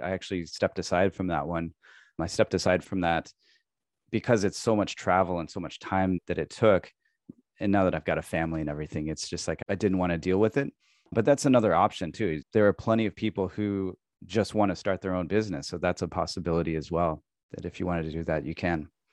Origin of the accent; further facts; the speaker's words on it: Midwest, United States; moved away as an adult; also born or lived in San Diego, California; now in Tokyo, Japan; I grew up in the Midwest, and I moved to California, moved out to San Diego